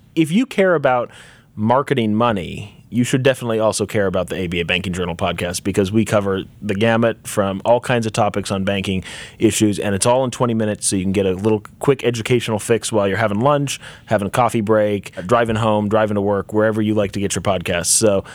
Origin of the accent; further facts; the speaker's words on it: Memphis, Tennessee, United States; So I don't have a true Southern accent. But I grew up in Memphis. My family is from the West Coast, from the Seattle area. So I moved to Memphis when I was 4, and I never fully picked up the accent.